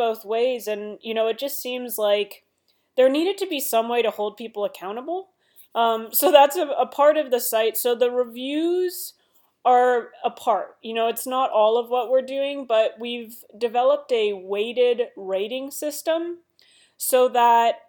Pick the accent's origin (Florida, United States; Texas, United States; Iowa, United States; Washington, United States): Washington, United States; Seattle; moved away as an adult; now in Los Angeles, United States; I come from Seattle